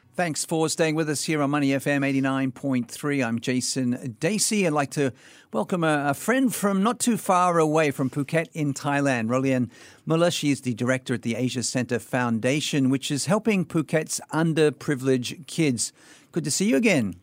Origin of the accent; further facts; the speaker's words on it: Sydney, New South Wales, Australia; in my hometown of Sydney, Australia